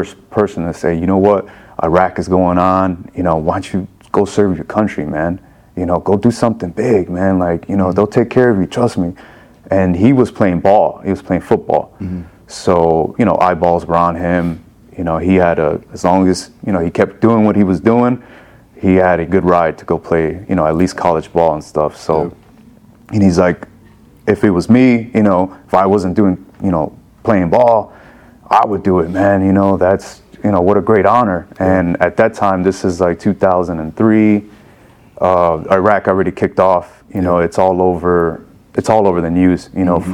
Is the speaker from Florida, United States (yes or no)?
no; Chicago, Illinois, United States; I was born and raised in Chicago, Illinois